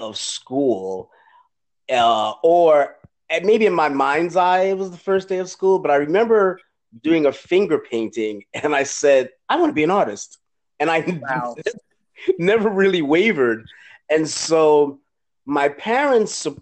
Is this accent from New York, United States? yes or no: yes; New York City, New York, United States; I'm a New York boy. I'm such a New York boy.